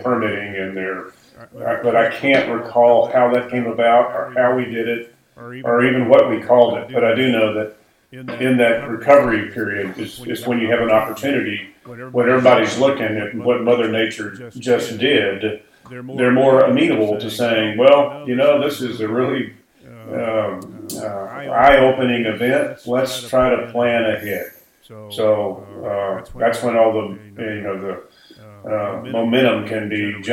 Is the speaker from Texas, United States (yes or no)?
yes; Houston, Texas, United States; I grew up in Houston, going to Galveston, As a child, when I was in diapers, and up to the time when I was a teenager